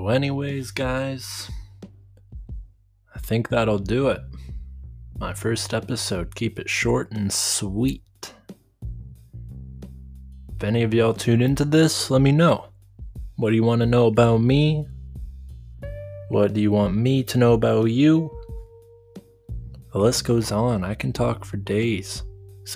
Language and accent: English; Vancouver, British Columbia, Canada; I'm from Canada, Vancouver